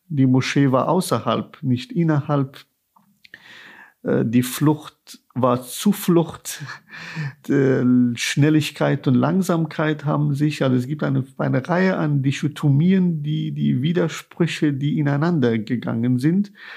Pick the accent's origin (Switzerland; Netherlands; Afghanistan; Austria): Afghanistan; Kabul; now in Germany; wie ich meine Eltern als Kind in Kabul beim Gebet beobachtet habe